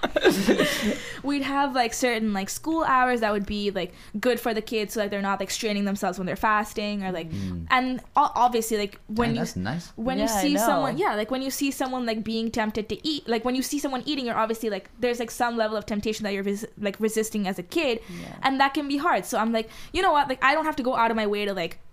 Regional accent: Dubai, United Arab Emirates; first language Hindi; English is a second language; moved away; growing up in Dubai, there was just so many Indians

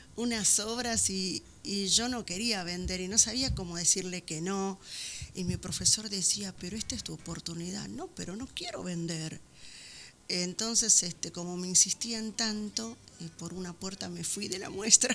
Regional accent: Buenos Aires, Argentina; also born or lived in San Juan, Argentina; había venido muy chica a vivir con ellos acá a Buenos Aires, porque en realidad nací en San Juan

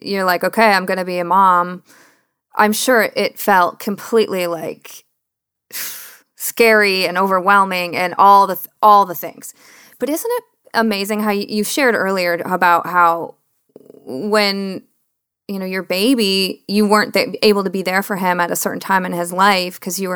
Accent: suburb of Detroit, Michigan, United States; I was born and raised in a suburb of Detroit, not in Detroit proper.

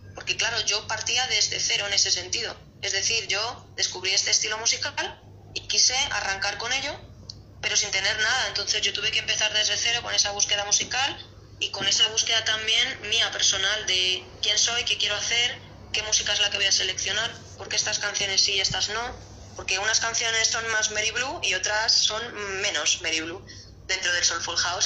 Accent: Madrid, Community of Madrid, Spain; estoy aquí en Madrid en mi país, en mi ciudad, viviendo

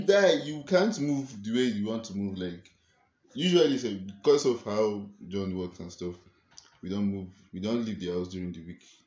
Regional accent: Borgu, Niger State, Nigeria; now in Kaduna, Nigeria; I am from Niger

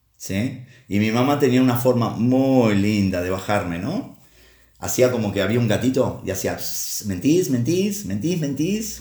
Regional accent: Uruguay; de Uruguay, el país de donde soy.

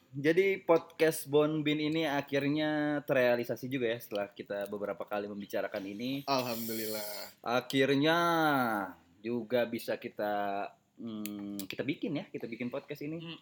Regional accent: Java, Indonesia; Saya Jawa, Jawa, sih sih.

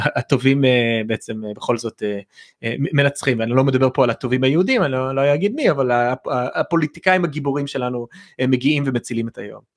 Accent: United States; בתור אמריקאי

